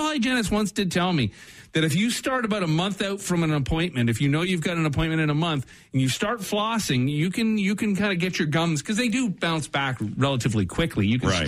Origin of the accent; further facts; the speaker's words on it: Canada; But as a Canadian, this is the most of the Canadians done on Jeopardy.